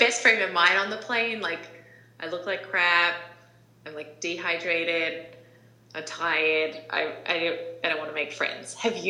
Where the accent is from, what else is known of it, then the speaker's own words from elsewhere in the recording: New Zealand; now in United States; Growing up in New Zealand myself